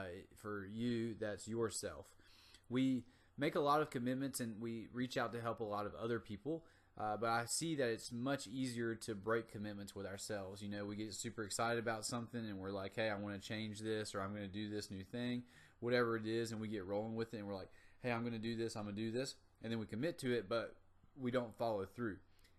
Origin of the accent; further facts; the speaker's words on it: North Carolina, United States; Now, I'm from the South, from North Carolina, and I grew up in a small town with a lot of farmers and a lot of agricultural workers.